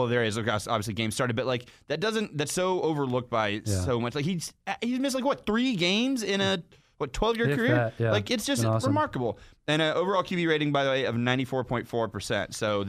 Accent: Atlanta, Georgia, United States; growing up in Atlanta, and I'm 33

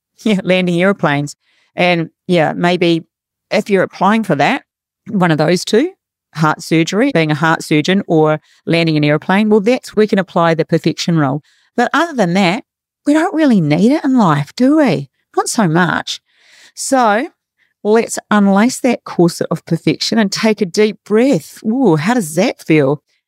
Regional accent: New Zealand; now in Australia; I'm from New Zealand

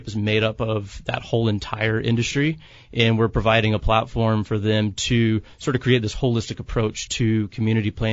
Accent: Savannah, Georgia, United States; now in San Diego, United States; I'm actually from the South, from Savannah, Georgia

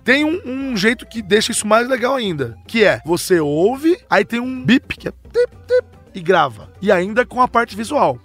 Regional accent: Minas Gerais, Brazil; Eu sou de Minas Gerais

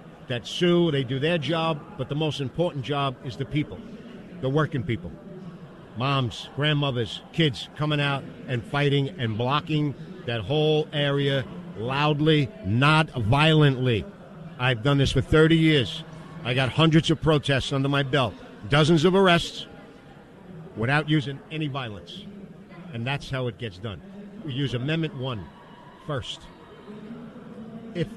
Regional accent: New York, United States; accent: New York; my New York accent and my Italian-Sicilian personality

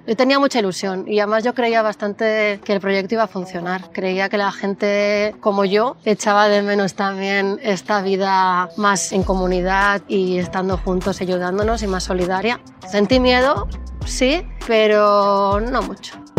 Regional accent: Barcelona, Catalonia, Spain; soy de Barcelona y soy la cofundadora de Tienes Sal

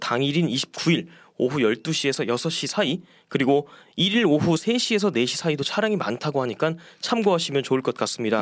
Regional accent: Daejeon, South Korea; moved away; 저는 본가가 대전입니다

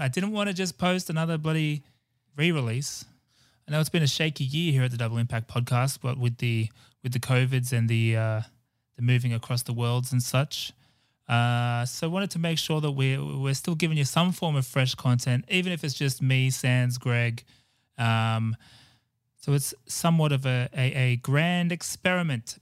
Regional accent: Australia; growing up in Australia

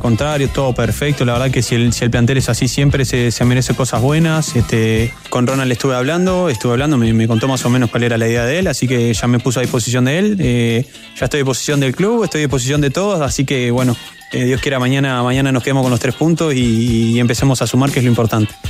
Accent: Uruguay; moved away as an adult; now in Chile

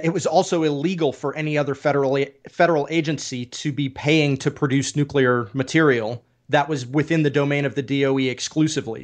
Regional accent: Oak Ridge, Tennessee, United States; I grew up in Oak Ridge, and in honor of this conversation, I'm actually wearing my Big Ed's Pizza T-shirt from Oak Ridge, Tennessee.

